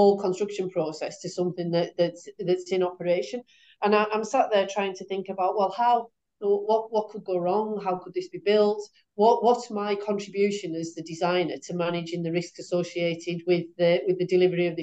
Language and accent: English; West Cumbria, North West England, United Kingdom; I'm from West Cumbria, and I was brought up close to the Sellafield plant